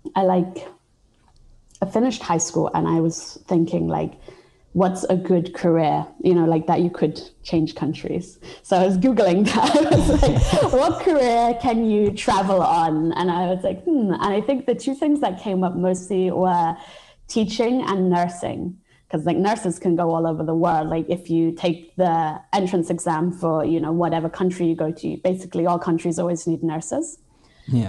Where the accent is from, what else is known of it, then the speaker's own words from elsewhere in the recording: Cambridge, East of England, United Kingdom; moved away; I was born in England and I grew up in England most of my life. Um, to be honest, I lived in Cambridge